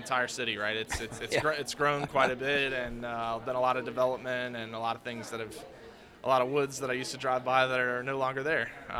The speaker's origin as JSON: {"language": "English", "town": "Charlotte", "region": "North Carolina", "country": "United States", "tie": "born or raised there", "also_born_or_lived": "Sumter, South Carolina", "said": "I grew up in Charlotte, and... certainly identify with Charlotte as my hometown, and identify much more as a North Carolinian than I do a South Carolinian. But obviously I've got roots in both areas."}